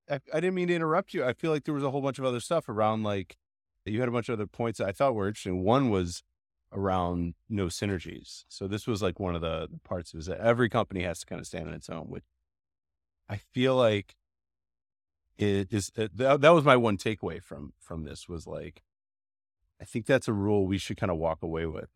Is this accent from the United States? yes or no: yes; Chicago, Illinois, United States; growing up in Chicago